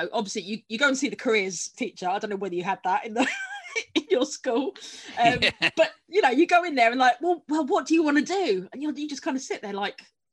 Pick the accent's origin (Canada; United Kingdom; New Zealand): United Kingdom; Bognor Regis, South East England; moved away as an adult; also born or lived in Wales; now in Dublin, Ireland; I grew up in Bognor Regis